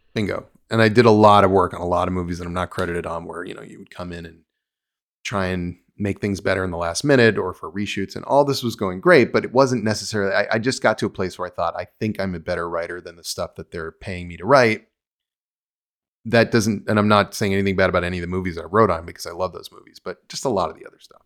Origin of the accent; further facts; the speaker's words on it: United States; moved away as an adult; also born or lived in New Jersey / Los Angeles; I was from New York. I had grown up in New York and New Jersey